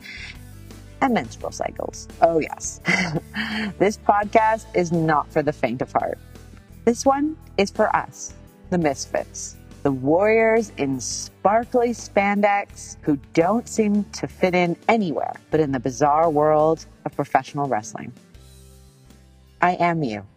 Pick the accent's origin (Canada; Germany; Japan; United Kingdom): Canada; I'm Canadian.